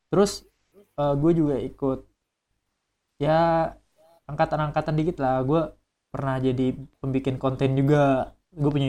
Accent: Kalimantan, Indonesia; kan gue dari Kalimantan gue gue deketin orang-orang Kalimantan juga jadi mereka udah ada organisasi gitu yang dari Kalimantan

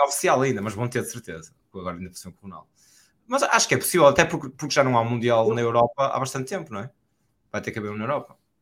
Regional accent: Portugal; do que nós sentimos como portugueses

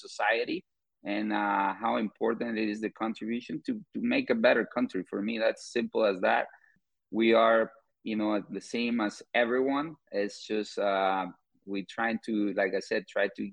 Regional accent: Guatemala; moved away as an adult; now in St. Louis, United States; I'm originally from Guatemala, but I've been living in the U.S. for 10 years.

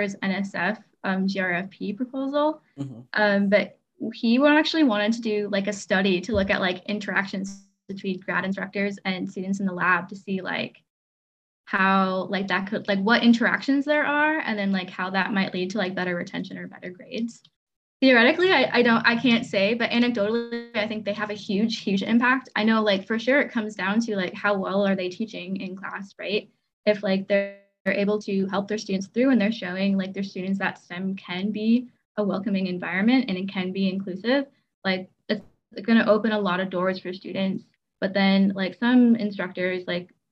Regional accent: Midwest, United States; I'm from the Midwest

